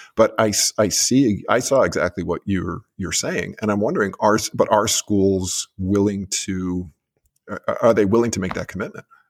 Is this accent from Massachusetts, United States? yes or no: yes; Massachusetts, United States; Massachusetts, too, my home state